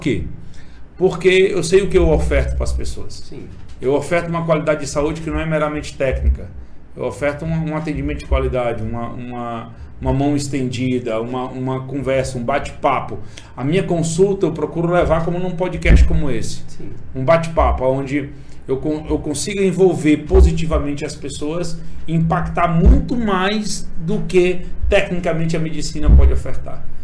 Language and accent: Portuguese; Imperatriz, Maranhão, Brazil; also born or lived in São Paulo; eu sou nascido e criado aqui em Imperatriz